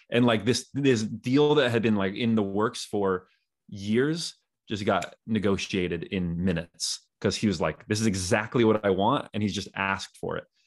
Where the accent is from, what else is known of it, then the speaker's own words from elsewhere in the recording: Northern California, United States; moved away as an adult; also born or lived in Utah; I grew up in in Northern California